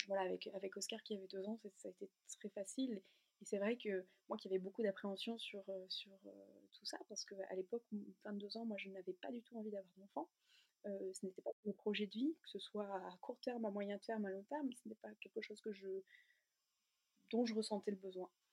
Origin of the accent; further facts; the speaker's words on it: near Lille, Hauts-de-France, France; moved away as an adult; also born or lived in the Alps; on est originaire d'ici, à côté de Lille. On habitait jusqu'alors dans les Alpes